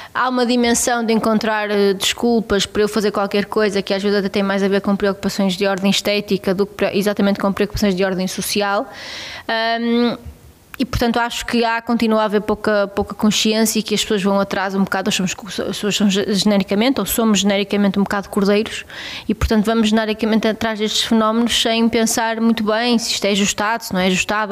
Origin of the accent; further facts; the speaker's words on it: Abaças, Vila Real District, Portugal; eu cresci numa quinta